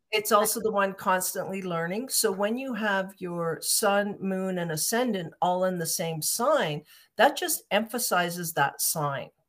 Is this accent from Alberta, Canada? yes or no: yes; Calgary, Alberta, Canada; I'm from Calgary, Alberta, and I, I hooked up with a group here in Calgary